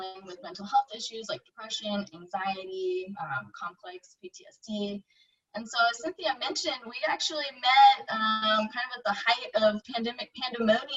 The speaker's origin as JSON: {"language": "English", "town": "Kansas City", "region": "Missouri", "country": "United States", "also_born_or_lived": "Washington, D.C.", "moved": "as an adult", "said": "I live in Kansas City. I'm from Kansas City originally, but I've actually lived all over the place"}